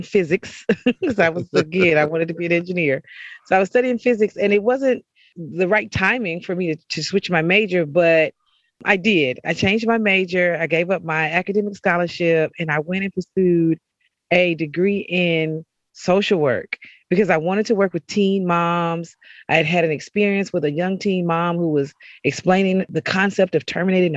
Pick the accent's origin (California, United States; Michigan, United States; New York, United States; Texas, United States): Texas, United States; Fort Worth; I'm from Fort Worth, Texas, originally, right outside of Dallas. So that is home